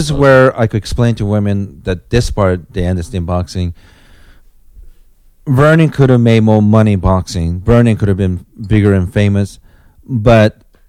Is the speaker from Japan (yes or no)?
yes; Japan; also born or lived in South Korea; now in United States; back then, I was the citizen of South Korea, even though I was born in Japan, so going back to Japan was an option.